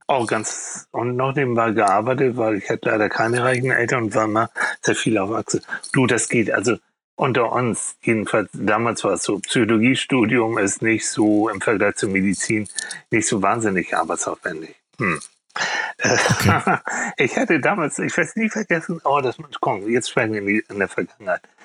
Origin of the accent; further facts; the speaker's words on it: Hamburg, Germany; also born or lived in Schleswig; ich komme aus Hamburg.